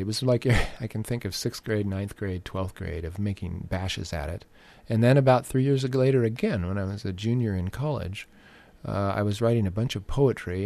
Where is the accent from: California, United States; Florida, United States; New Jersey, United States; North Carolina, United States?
California, United States; Orange County; growing up in Orange County